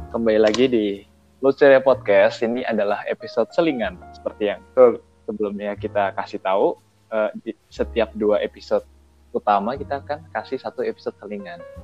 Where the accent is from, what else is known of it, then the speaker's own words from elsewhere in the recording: Yogyakarta, Special Region of Yogyakarta, Indonesia; aku orang Jogja nggak kebiasa pakai bahasa gaul